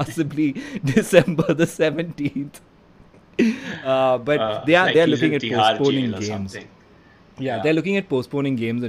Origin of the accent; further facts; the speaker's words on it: India; I'm very Indian